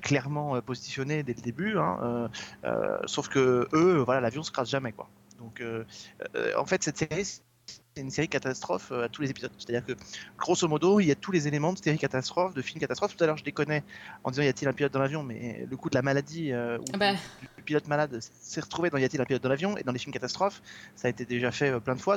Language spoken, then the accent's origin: French; France; chez nous en France